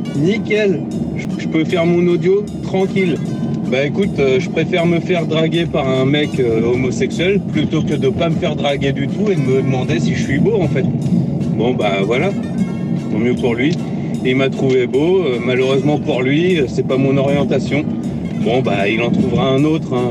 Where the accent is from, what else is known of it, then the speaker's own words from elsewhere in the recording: northern Normandy, France; je viens du, je viens du nord de la Normandie.